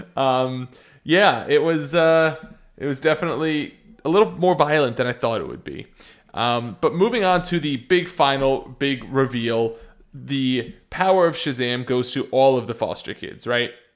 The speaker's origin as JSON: {"language": "English", "country": "United States", "said": "I'm American"}